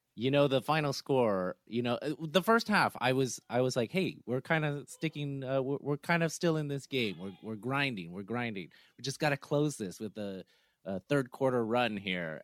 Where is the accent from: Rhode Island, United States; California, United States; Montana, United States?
California, United States; the Bay Area; I'm from the Bay